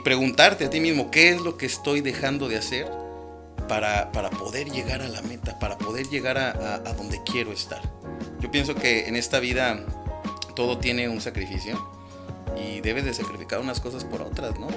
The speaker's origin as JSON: {"language": "Spanish", "region": "Guanajuato", "country": "Mexico", "moved": "as an adult", "lives_now": "San Luis Potosí, Mexico", "said": "soy de Guanajuato, capital. Este, e-, emigré de la ciudad de Guanajuato."}